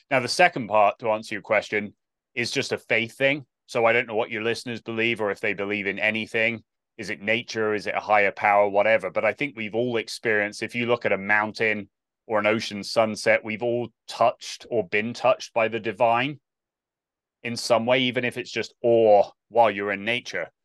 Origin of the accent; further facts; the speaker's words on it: South West England, United Kingdom; moved away as an adult; also born or lived in Olathe, Kansas; growing up in Southwest England, I have no context for this, like small English village